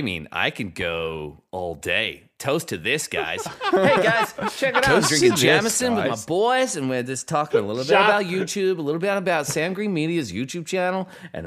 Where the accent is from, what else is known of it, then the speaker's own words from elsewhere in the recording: Australia; I'm actually nervous to meet an Australian in America because meeting Americans as an Australian